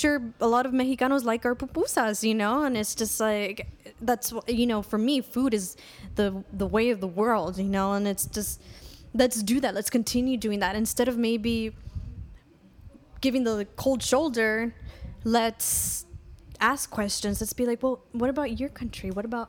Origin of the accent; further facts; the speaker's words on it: Highland Park, United States; Yeah. So, you know, growing up, I'm from Highland Park originally.